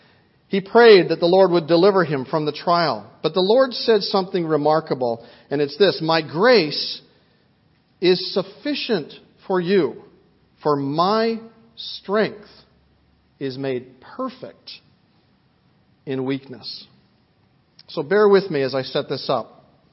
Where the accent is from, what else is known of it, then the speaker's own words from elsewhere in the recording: Vancouver, British Columbia, Canada; I remember a woman in our church when I was growing up in Vancouver.